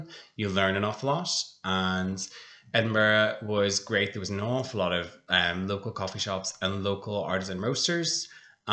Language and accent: English; Blackrock, Ireland; also born or lived in United Kingdom; I'm a local. I grew up in Black Rock